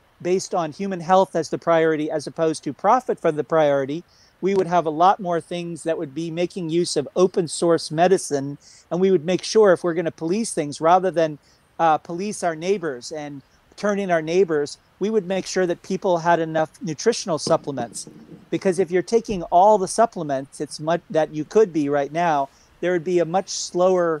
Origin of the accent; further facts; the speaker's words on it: United States; I am an American